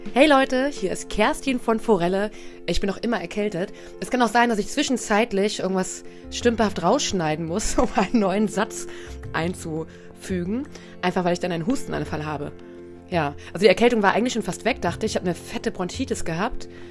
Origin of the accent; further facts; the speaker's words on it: Braunschweig, Lower Saxony, Germany; Ich komme ja aus Braunschweig